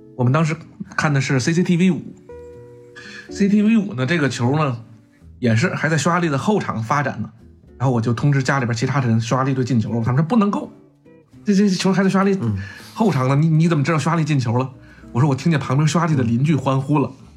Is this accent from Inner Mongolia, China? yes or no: no; Beijing, China; 咱们北京人